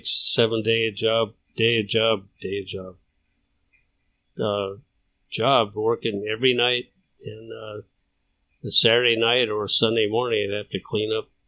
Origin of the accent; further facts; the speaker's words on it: Burlingame, California, United States; moved away as an adult; also born or lived in South San Francisco, California / Lincoln; I was born in South San Francisco and uh, grew up in Burlingame, California. Went to Burlingame High School and uh, San Mateo Junior College, College San Mateo